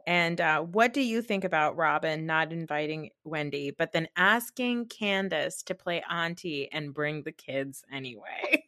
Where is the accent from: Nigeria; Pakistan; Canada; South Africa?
Pakistan; as a Pakistani